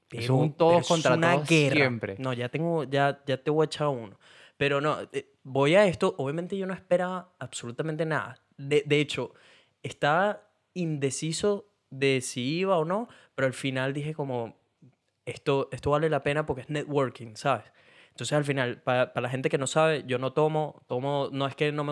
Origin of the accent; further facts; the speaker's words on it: Argentina; porque soy argentina y no entiendo.